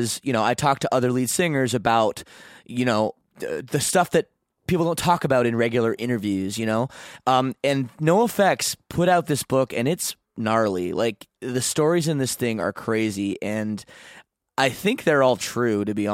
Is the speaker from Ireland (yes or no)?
no; Canada; I'm Canadian